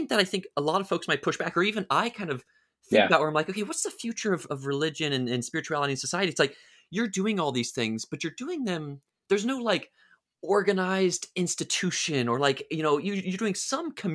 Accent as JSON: {"language": "English", "country": "United States", "tie": "born or raised there", "said": "me growing up in America, it's like everybody was religious"}